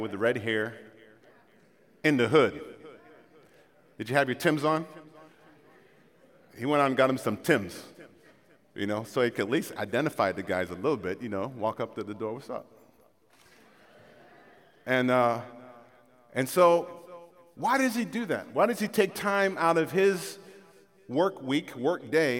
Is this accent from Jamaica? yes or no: yes; Jamaica; moved away; I'm from Jamaica